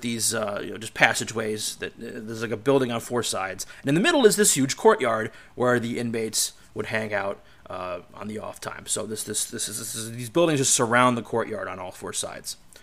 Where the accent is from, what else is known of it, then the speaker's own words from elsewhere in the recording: Cleveland, Ohio, United States; going back to my hometown, to my end of the world, back in Cleveland